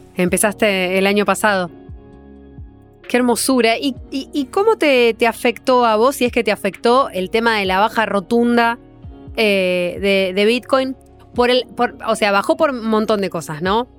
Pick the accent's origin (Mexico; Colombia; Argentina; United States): Argentina; argentinos, argentinas